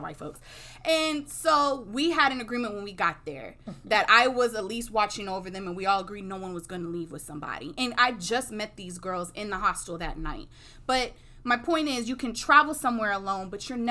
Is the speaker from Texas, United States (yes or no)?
yes; Houston, Texas, United States; I'm from Sharpstown, Third Ward area